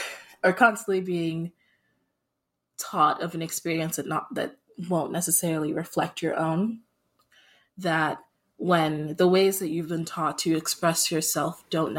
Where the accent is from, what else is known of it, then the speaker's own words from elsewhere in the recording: Saudi Arabia; also born or lived in Nigeria; I am originally Nigerian, and that's where I credit most of my culture from, but I also grew up in a small town in Saudi Arabia.